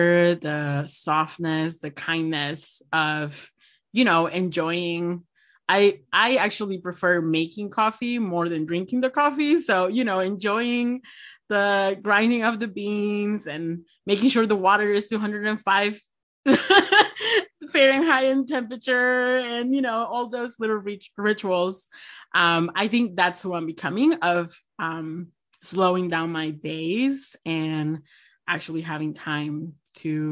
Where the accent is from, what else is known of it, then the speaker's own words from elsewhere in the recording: Lima, Peru; first language Spanish; English is a second language; now in United States; I'm originally from Lima, Peru